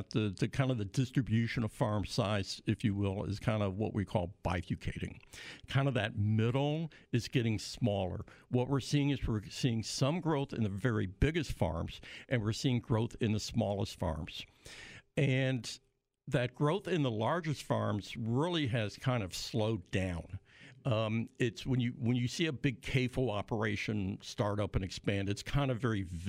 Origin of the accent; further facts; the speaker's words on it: Illinois, United States; I'm from Illinois